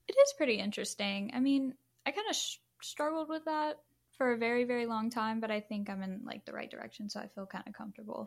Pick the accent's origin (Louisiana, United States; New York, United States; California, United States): Louisiana, United States; I am actually from Louisiana as well